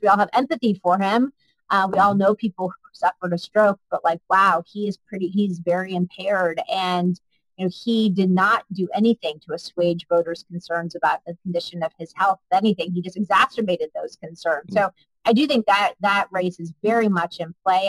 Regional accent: Colorado, United States; now in New York City, United States; we live in New York City. I grew up in Colorado though

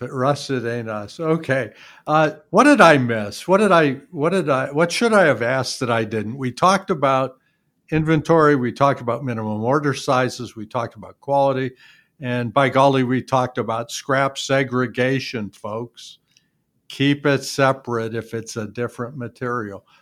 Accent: Youngstown, Ohio, United States; I grew up in Youngstown

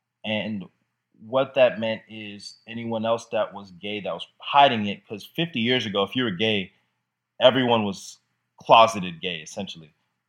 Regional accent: Jamaica; I'm from Jamaica where it's very frowned upon. It's very conservative in Jamaica with that.

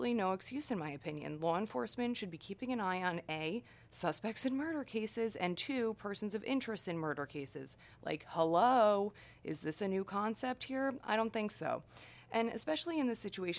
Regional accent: New York, United States; New York, my home state, New York

